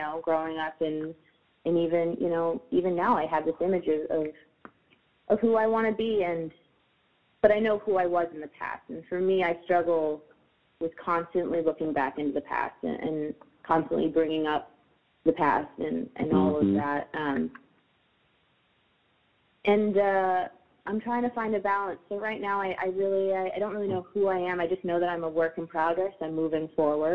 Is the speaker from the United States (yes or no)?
yes; upstate New York, United States; I am from upstate